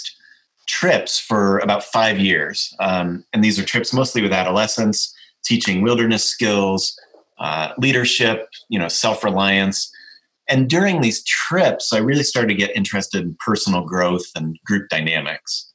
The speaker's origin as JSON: {"language": "English", "town": "Colorado Springs", "region": "Colorado", "country": "United States", "tie": "born or raised there", "said": "I was born in Colorado Springs, Colorado, in the western part of the United States near the Rocky Mountains"}